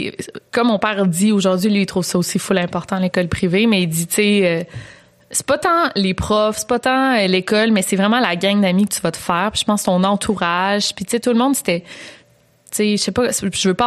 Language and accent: French; Quebec City, Quebec, Canada; Moi, je viens de Québec.